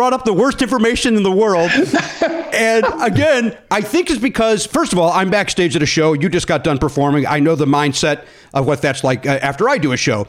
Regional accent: Hometown, Illinois, United States; also born or lived in Oak Forest, Illinois; now in Los Angeles, United States; we're both from Hometown

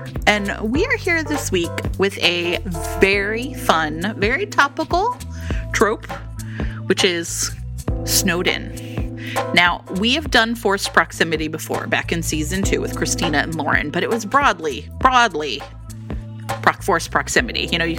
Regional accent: Ohio, United States; now in Chicago, United States; I grew up in Ohio.

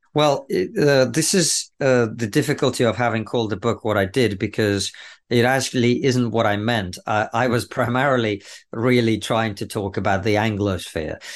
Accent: Russia; now in United Kingdom; growing up in the Soviet Union

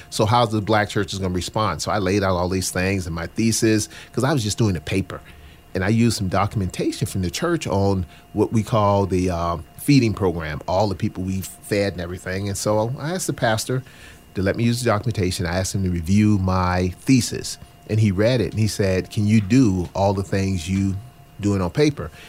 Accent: the South, United States; as a poor black boy growing up in the South, that I thought that if I could get a corporate job and a company car, that's all I needed because I was running from poverty.

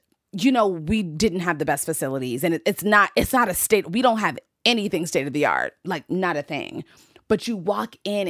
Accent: DC area, Maryland, United States; because I'm from Maryland, D.C. area.

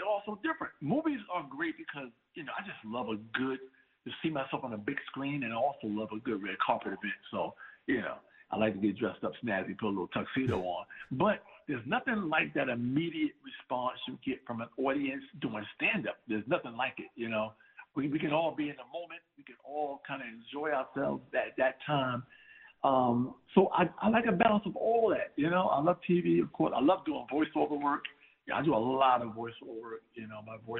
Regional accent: Plymouth, North Carolina, United States; now in Mount Vernon, United States; You know, a lot of folks from Plymouth actually left there and moved to Mount Vernon, New York.

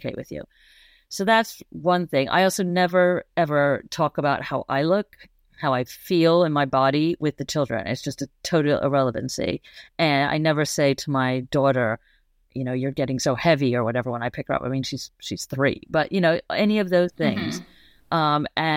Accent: New York City, New York, United States; I grew up in Manhattan, the Upper East Side

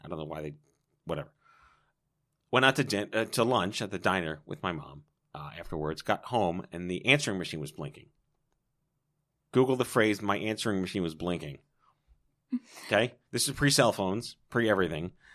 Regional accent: New York, United States; I was born and raised in New York

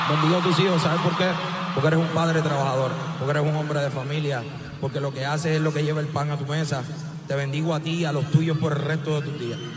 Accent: Puerto Rico; Somos boricuas y vamos a darle a esta gente salud, vida, una feliz Navidad

